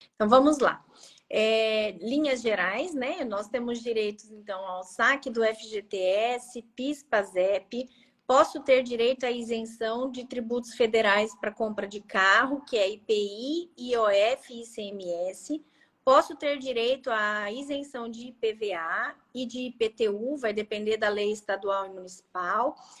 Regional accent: Maringá region, Paraná, Brazil; eu sou da região de Maringá, aqui no uhum. Paraná

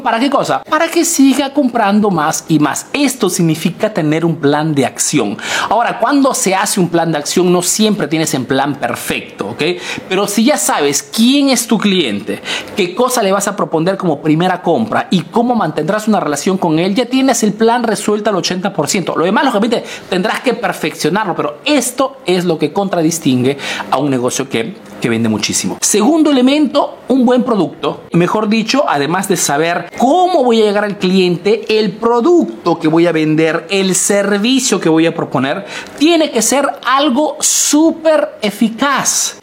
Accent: Peru; now in Italy

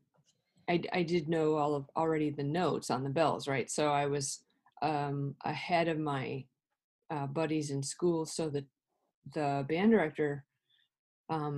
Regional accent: Madison, Wisconsin, United States; moved away as an adult; also born or lived in Illinois; I was growing up in Madison, Wisconsin

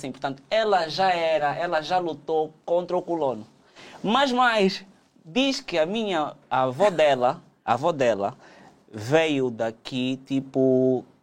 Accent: Angola; A, a, nossa vida enquanto angolanos aqui é tão complicada, tão desgastante

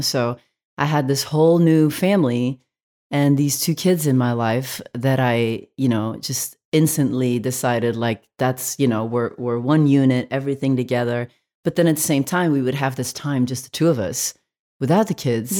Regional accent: Belgium; now in United States; I grew up in Belgium

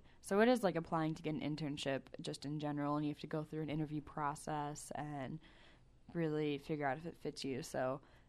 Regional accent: Michigan, United States; I chose Native American studies because I came from Michigan, and we don't interact with a lot of like Native Americans over there.

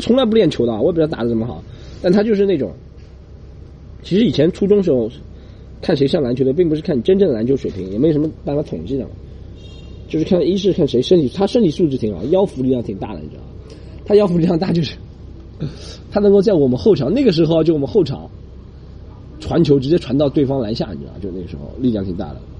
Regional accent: Shanghai, China; accent: Shanghainese; 那时候我们还是讲上海话比较多了

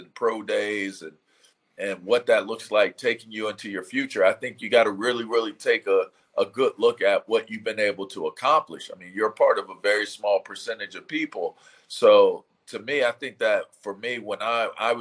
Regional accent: Pittsburgh, Pennsylvania, United States; growing up in Pittsburgh

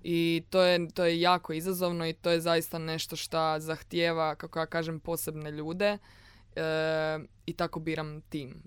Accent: Rijeka, Primorje-Gorski Kotar County, Croatia; moved away as an adult; now in Zagreb, Croatia; Da, ja sam iz Rijeke. I uglavnom kad sam se doselila u Zagreb, 2016.

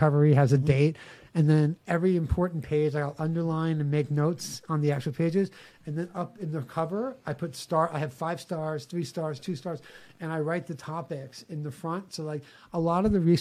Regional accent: New York City, New York, United States; I know I talk funny because I grew up on Staten Island in New York City. I know I have an accent

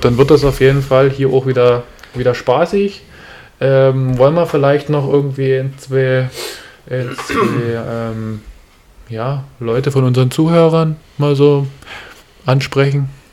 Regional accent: Görlitz, Saxony, Germany; ich komme aus Görlitz

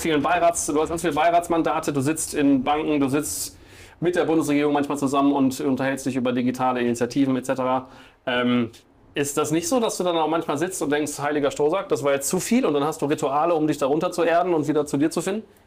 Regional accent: Bielefeld, North Rhine-Westphalia, Germany; meine Heimatstadt Bielefeld

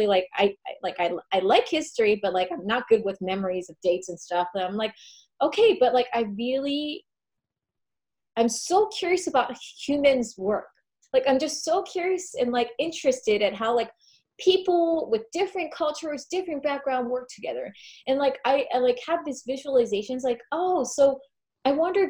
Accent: United States; accent: American; I am American. They recognize my accent.

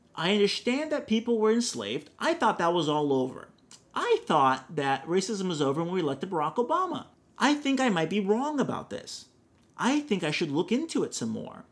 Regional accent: Brazil; now in California, United States; I grew up with people thinking I lived in a hut because I'm from Brazil

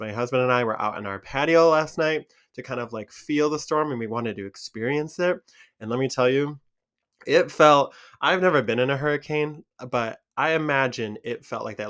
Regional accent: Michigan, United States; accent: Michigan; here in Michigan

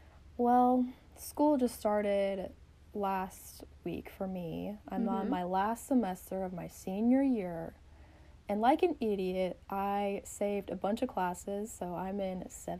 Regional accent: the South, United States; So we're both from the South, and a very Southern thing is that you have to have a drink when you're on your errands.

